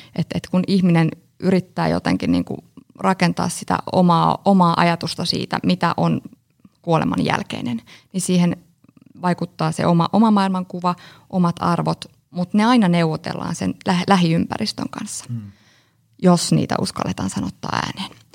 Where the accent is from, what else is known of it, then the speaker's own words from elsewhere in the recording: Espoo, Uusimaa, Finland; also born or lived in Joensuu; Tulen Espoosta.